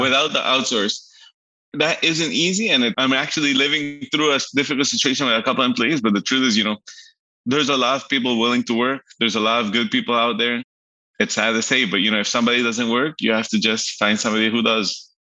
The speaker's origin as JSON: {"language": "English", "country": "Aruba", "tie": "born or raised there", "also_born_or_lived": "Miami, United States", "said": "I, was born in Miami, so Miami, okay. um, Poland, Colombia, and lived all my life in Aruba"}